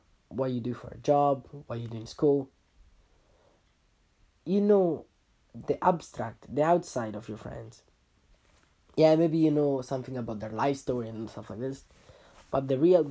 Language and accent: English; Italy; moved away; When I moved from Italy, leaving all your good friends, let's say your friends that you grew up with, behind